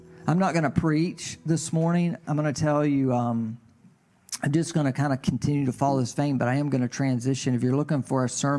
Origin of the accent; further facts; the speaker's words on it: the South, United States; accent: southern drawl; From the South, aren't you? Yes.